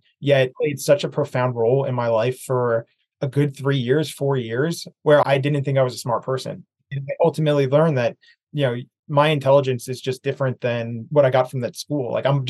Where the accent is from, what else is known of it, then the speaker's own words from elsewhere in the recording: East Coast, United States; So kind of leading back to growing up on the East Coast